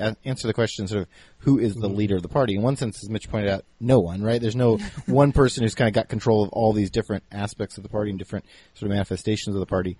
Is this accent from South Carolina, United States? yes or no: yes; South Carolina, United States; now in Minnesota, United States; I am from South Carolina originally in the United States